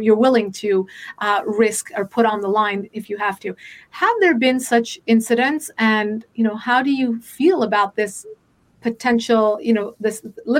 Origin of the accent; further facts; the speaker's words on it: United States; I was born in the United States to Iranian parents.